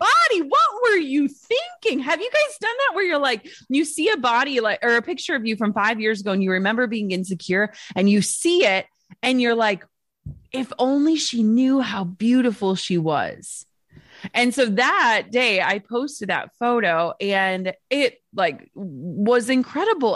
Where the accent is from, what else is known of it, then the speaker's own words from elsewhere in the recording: Minnesota, United States; I'm from Minnesota.